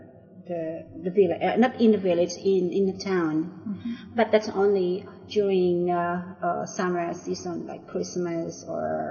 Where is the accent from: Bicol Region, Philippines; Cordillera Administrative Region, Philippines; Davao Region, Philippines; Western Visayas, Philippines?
Cordillera Administrative Region, Philippines; Abra; moved away; I came from a very remote village in the Philippines, in the northern part of Luzon, which is the Cordillera region and the province of Abra